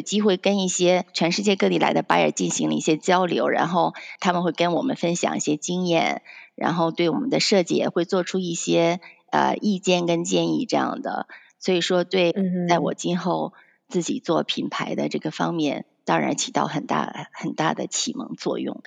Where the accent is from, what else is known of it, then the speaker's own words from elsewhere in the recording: Penglai, Shandong, China; also born or lived in Canada; now in United States; 我是出生在，嗯，山东蓬莱，就是在那边长大